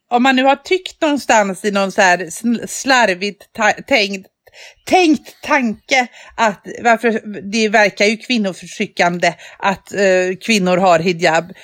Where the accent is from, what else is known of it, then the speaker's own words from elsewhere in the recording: Västra Götaland, Sweden; Jag är från Dalsland, där jagar man älg.